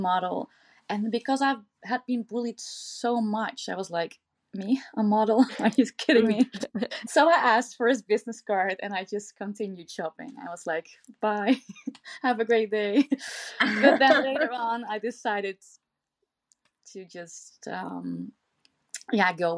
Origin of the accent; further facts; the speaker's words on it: southern Netherlands, Netherlands; I grew up in Bordeaux, which is a really small village in the southern part of the Netherlands